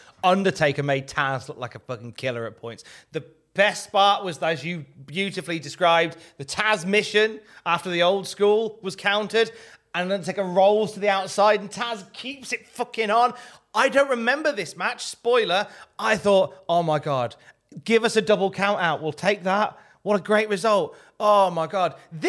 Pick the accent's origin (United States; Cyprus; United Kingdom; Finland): United Kingdom; Blackpool, North West England; strap matches were very popular when I was growing up in Blackpool.